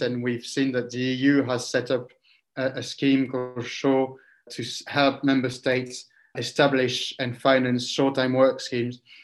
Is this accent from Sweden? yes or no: no; France; also born or lived in Geneva; definitely feel more European than French, which is my original nationality